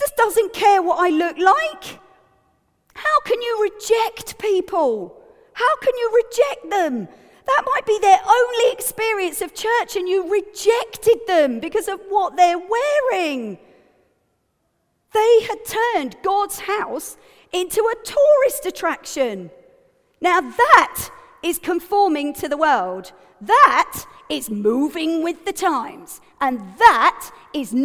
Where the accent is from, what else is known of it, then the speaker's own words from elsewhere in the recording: United Kingdom; I'm also British